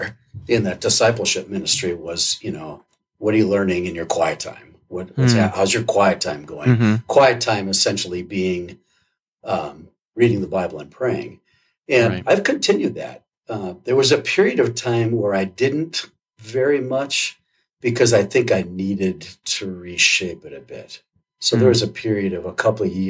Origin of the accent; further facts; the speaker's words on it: Wisconsin, United States; moved away; I grew up in Wisconsin, so being outside in cold weather is no big deal